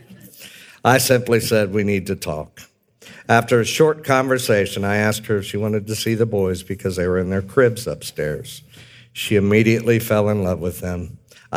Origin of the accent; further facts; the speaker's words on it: Manassas, Virginia, United States; also born or lived in Washington, D.C.; I was born in Washington, D.C. in 1965 and grew up most of my years in Manassas, Virginia.